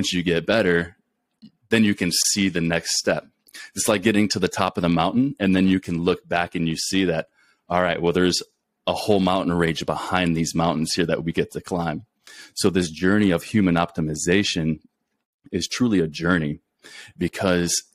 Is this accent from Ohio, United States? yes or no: yes; Clyde, Ohio, United States; moved away as an adult; also born or lived in Texas / Colorado / New Mexico / Beaumont, Texas; now in Alaska, United States; I'm originally born and raised in a small town called Clyde, Ohio